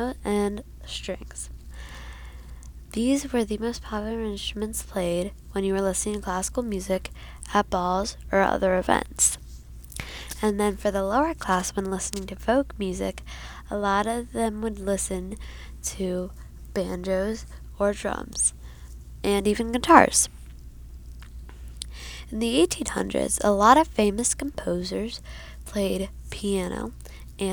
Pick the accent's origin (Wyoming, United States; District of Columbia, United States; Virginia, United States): Virginia, United States; Arlington; I am from Arlington, Virginia